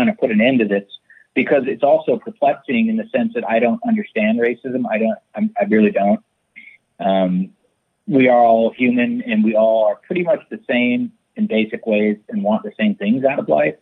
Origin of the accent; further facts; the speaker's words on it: San Francisco, California, United States; I grew up in San Francisco